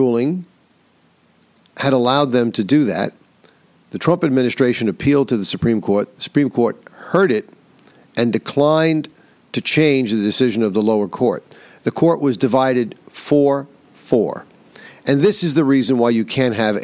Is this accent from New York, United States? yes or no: yes; New York, United States; my home state of New York